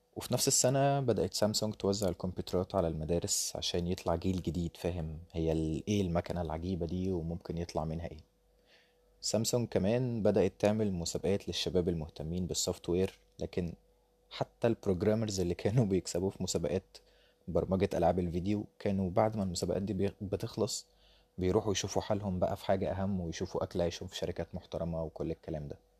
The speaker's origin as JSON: {"language": "Arabic", "country": "Egypt", "said": "عندنا في مصر"}